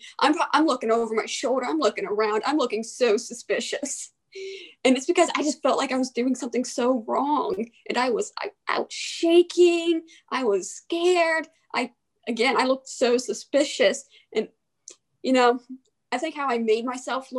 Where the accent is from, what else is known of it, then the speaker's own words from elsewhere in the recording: Aberdeen, Maryland, United States; also born or lived in Havre de Grace, Maryland; now in Frostburg, United States; I am originally from the Aberdeen Havre Grace area. I lived in both cities most of my childhood.